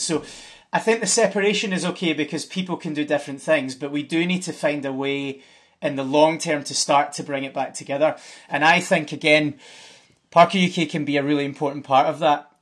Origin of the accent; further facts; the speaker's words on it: Scotland, United Kingdom; I'm Scottish, so that means something different. I'm Scottish.